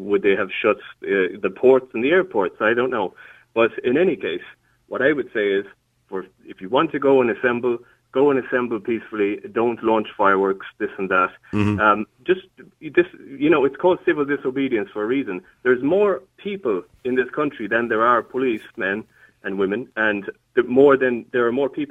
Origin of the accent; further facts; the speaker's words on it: Ireland; being an Irish person who has lived through history